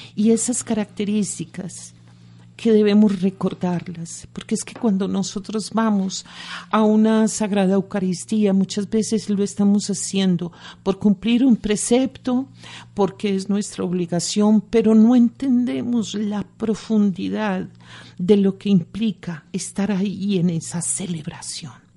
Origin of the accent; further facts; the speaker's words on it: Medellín, Antioquia, Colombia; Yo soy nacida en Medellín